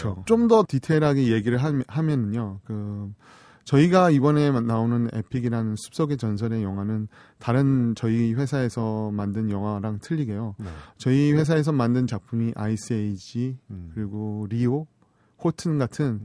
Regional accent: South Korea; now in United States; 한국 사람이기 때문에

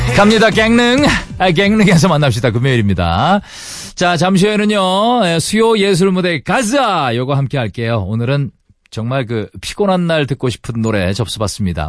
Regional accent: Jeongseon, Gangwon, South Korea; 강원도의 아들입니다 제가 아, 정선 출신이에요

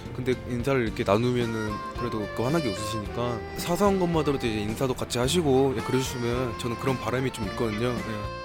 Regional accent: Gwangju, South Korea; 저는 광주에서 온

